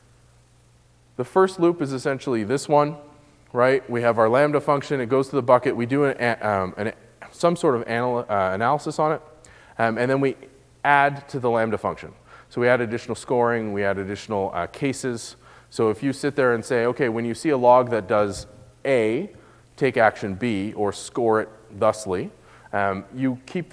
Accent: Canada; my home country in Canada

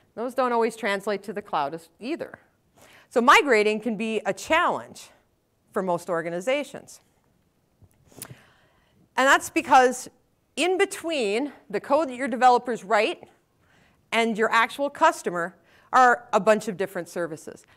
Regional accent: Wisconsin, United States; I'm from Wisconsin, so you can just, you don't have to ask that one if you hear the, hear the accent

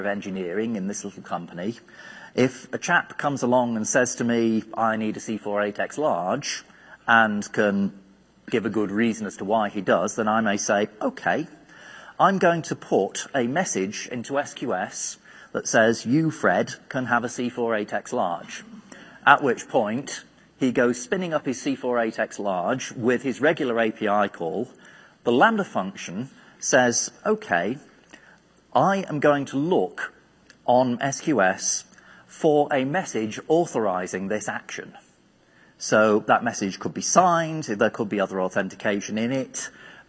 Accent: United Kingdom; being British

